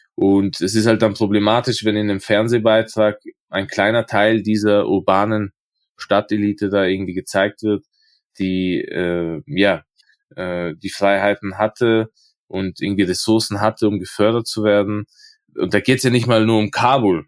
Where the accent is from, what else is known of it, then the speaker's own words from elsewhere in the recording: Innsbruck, Tyrol, Austria; also ich bin ja aus Innsbruck